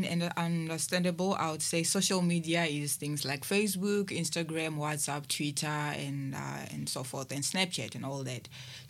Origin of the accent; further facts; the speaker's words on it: Limpopo, South Africa; born there; now in Cape Town, South Africa; I was born in Limpopo and I moved to Cape Town about 3 years ago.